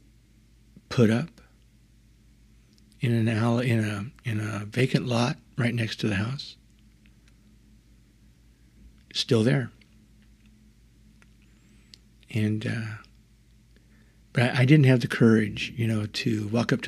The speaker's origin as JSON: {"language": "English", "town": "Avenal", "region": "California", "country": "United States", "tie": "born or raised there", "moved": "yes", "said": "Growing up outside of Avenel in the PG&E compressor station didn't afford a lot of opportunity to interact with other children."}